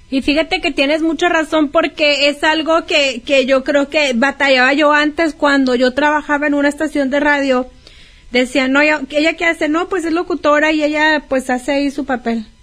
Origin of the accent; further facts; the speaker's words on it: Mexico; como mexicana